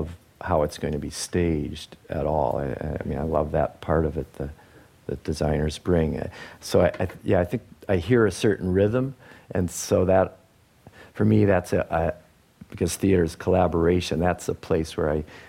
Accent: outside of Detroit, Michigan, United States; moved away as an adult; also born or lived in British Columbia; I grew up outside of Detroit, so being bred in the car culture

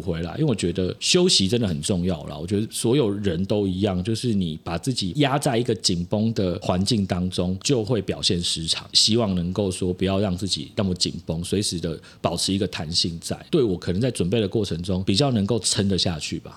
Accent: Hualien, Hualien County, Taiwan; moved away; also born or lived in Taipei; 因为我花莲人啊，就顺便嗯。回家。对，然后是花莲国风国中，还是我国中念那个学校

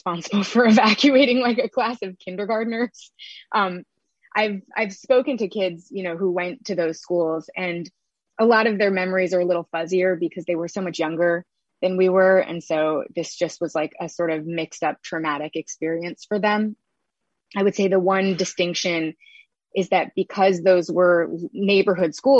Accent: New York City, New York, United States; I grew up in Chelsea

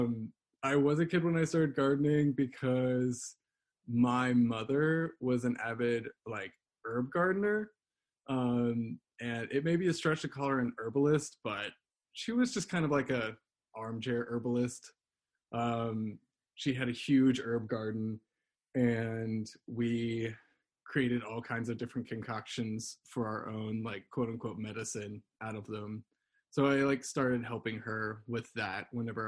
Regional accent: Louisiana, United States; moved away as an adult; now in Kutztown, United States; I'm originally from Louisiana, but I moved here for the Rodale

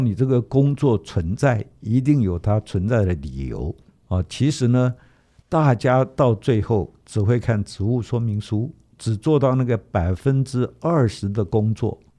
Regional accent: Taiwan; 我们台湾话讲说

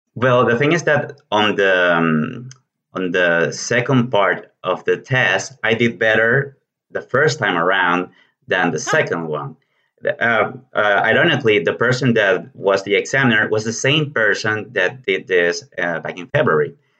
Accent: Venezuela; English is a second language; moved away as an adult; now in Argentina; I come from Venezuela, but I've been living in Argentina for the last five years and a half

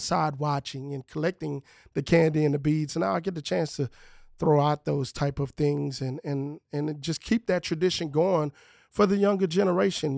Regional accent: Lake Charles, Louisiana, United States; I'm from Lake Charles. So, I grew up in Lake Charles

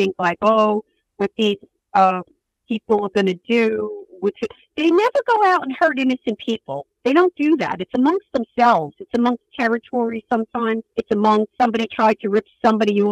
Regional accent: New York City, New York, United States; the neighborhood that I grew up in Brooklyn, Bensonhurst

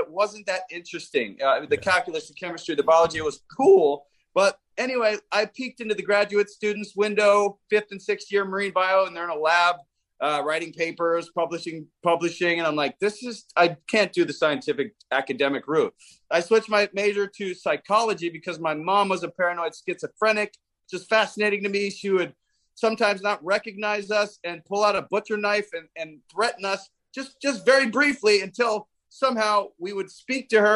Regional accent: New York City, New York, United States; I was born in New York City in 1977.

